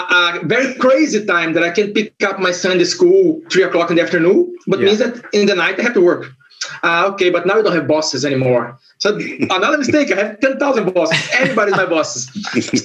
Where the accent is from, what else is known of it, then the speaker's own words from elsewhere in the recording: Brasília, Federal District, Brazil; English is a second language; moved away as an adult; now in Portugal; I'm from Brasilia